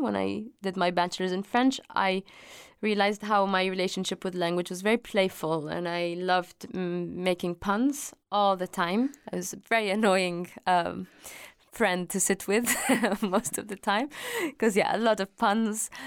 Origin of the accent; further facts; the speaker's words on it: Dubai, United Arab Emirates; I was born in Dubai